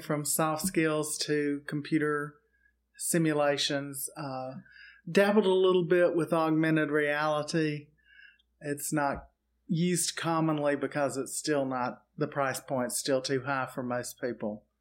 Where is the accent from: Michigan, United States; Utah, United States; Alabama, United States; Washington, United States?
Alabama, United States; Auburn; moved away; I'm actually from Auburn, Alabama